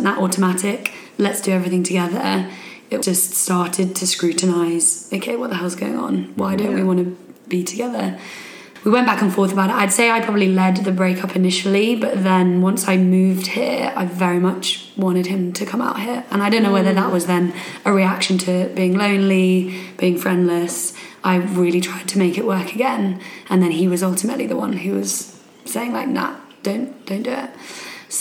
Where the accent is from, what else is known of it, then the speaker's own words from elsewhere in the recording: London, United Kingdom; moved away as an adult; now in Sydney, Australia; I'm originally from London, England